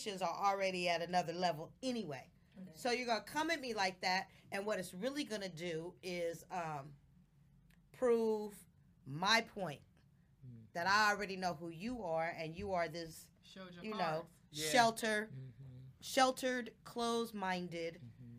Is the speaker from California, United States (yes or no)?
yes; Oakland, California, United States; I was from Oakland